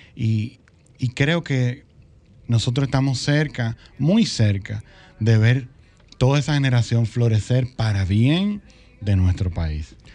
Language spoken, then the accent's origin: Spanish; Santiago de los Caballeros, Santiago, Dominican Republic; moved away; also born or lived in Santo Domingo; yo crecí en Santiago, vinimos a la capital